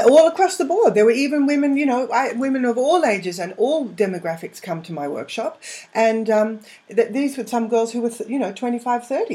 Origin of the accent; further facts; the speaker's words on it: England, United Kingdom; now in Australia; I'm English, so I've got a lot of family over there